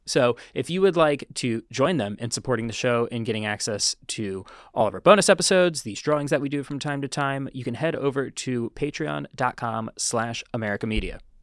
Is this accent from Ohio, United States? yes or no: no; New York, United States; As a New Yorker